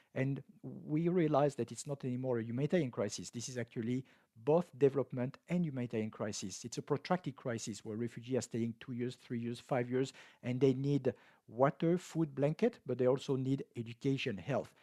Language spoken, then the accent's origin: English; France; moved away; my home country, France